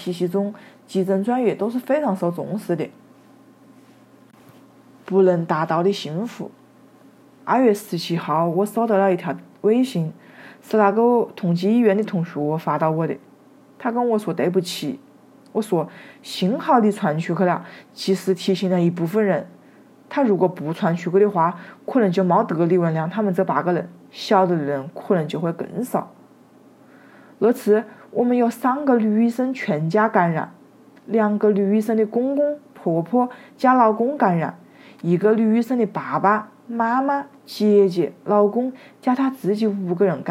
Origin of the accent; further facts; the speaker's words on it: Wuhan, Hubei, China; 作为武汉人，我们哪一个不热爱自己的城市？